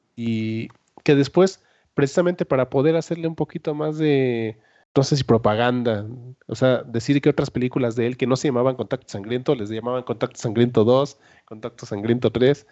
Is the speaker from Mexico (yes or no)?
yes; Mexico